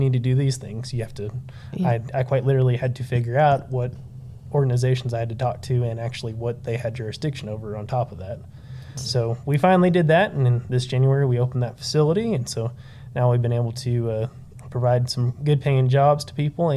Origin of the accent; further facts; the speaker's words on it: Canyon, Texas, United States; also born or lived in Amarillo, Texas; I grew up here in the Panhandle, mainly in Canyon